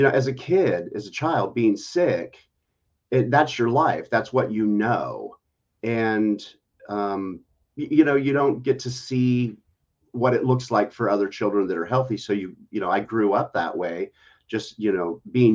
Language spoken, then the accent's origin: English; Seattle, Washington, United States; moved away as an adult; also born or lived in Las Vegas, Nevada; now in Houston, United States; I'm originally from Seattle. I was born and raised there.